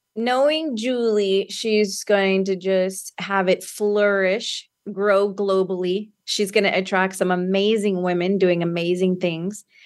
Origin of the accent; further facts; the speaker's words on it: San Antonio, Texas, United States; also born or lived in Austin, Texas; I am from Texas, like you said, San Antonio, Texas, and born and raised here.